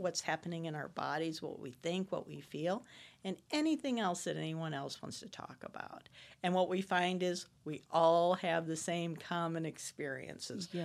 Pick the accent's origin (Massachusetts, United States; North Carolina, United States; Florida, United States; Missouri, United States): Missouri, United States; Florissant; I'm from Florissant, Missouri